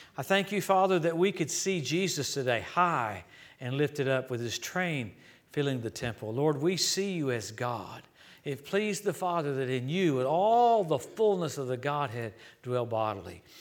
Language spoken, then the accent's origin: English; Louisiana, United States; moved away; also born or lived in Tulsa; I grew up in Louisiana